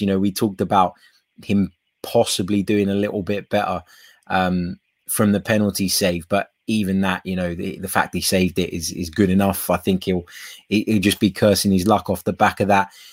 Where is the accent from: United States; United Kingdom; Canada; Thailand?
United Kingdom; England; I was raised and born in England